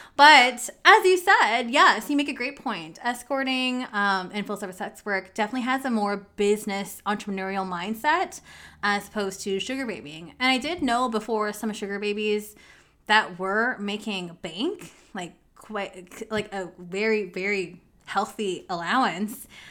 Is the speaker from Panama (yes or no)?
no; Canada; I'm really from, like, I was born in Canada.